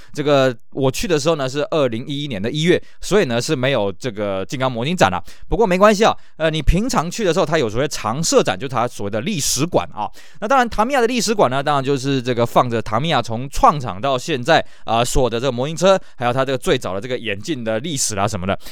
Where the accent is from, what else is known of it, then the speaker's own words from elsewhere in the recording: Taiwan; 因为我们台湾人在日本人眼中算是外国人嘛